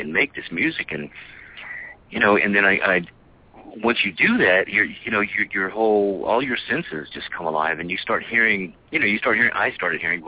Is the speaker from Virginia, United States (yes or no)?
no; El Paso, Texas, United States; also born or lived in New Mexico; I was born in El Paso. Grew up, in the running around the deserts of New Mexico and West Texas